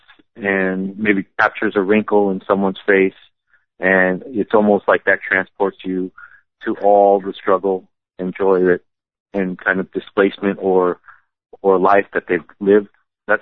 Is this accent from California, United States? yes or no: yes; Los Angeles, California, United States; growing up in L.A.